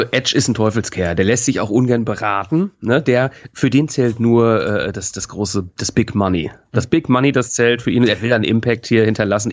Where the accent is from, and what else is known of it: North Rhine-Westphalia, Germany; born or raised there; now in Hamburg, Germany